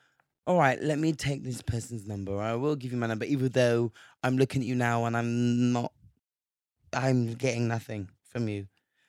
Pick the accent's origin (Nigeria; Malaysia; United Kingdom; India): Nigeria; I'm Nigerian, so I love egusi soup.